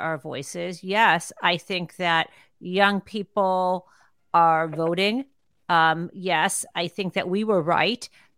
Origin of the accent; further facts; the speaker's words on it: Tucson, Arizona, United States; I was born in Tucson